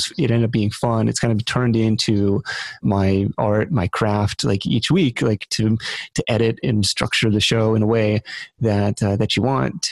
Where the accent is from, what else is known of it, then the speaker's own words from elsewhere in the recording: Seattle, Washington, United States; on the radio show that I grew up listening to in Seattle